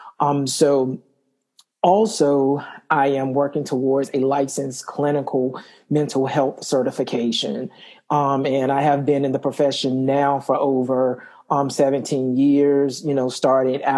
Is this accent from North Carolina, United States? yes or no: yes; Wilson, North Carolina, United States; I am from Wilson, North Carolina, which is a small town east of North Carolina. You know, grew up there